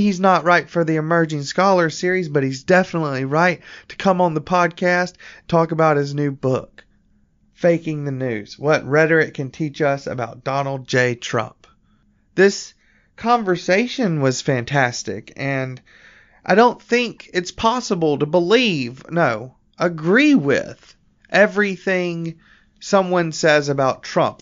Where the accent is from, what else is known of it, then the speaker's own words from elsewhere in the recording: Central Alabama, United States; being a stone cold liberal growing up in Central Alabama